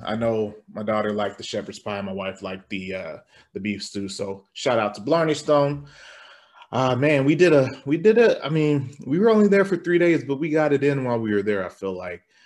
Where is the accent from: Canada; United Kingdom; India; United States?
United States; Nebraska; we're from Nebraska